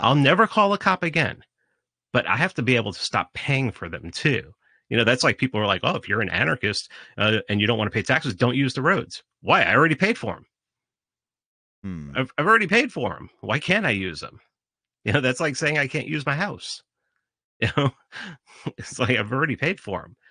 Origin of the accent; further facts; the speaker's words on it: New York City, New York, United States; when I was growing up in the Bronx